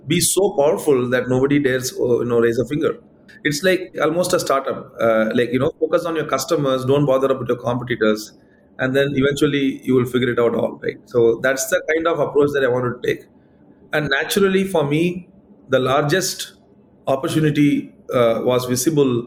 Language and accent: English; Madurai, Tamil Nadu, India; now in Bangalore, India; I also went back to my hometown, Madurai